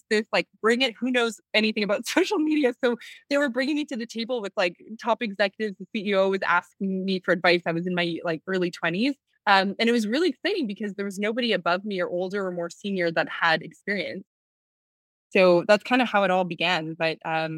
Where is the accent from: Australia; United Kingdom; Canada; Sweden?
Canada; Western Canada; moved away as an adult; also born or lived in Paris, France; now in New York City, United States; I'm from Western Canada. I finished my business degree there.